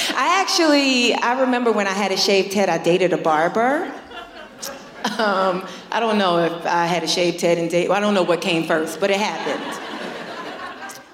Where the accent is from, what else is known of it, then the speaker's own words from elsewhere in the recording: New York, United States; I'm born and raised in New York